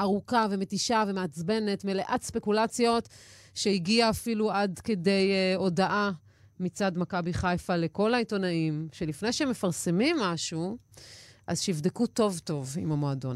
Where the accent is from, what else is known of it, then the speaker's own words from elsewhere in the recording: Haifa, Haifa District, Israel; בתור חיפאית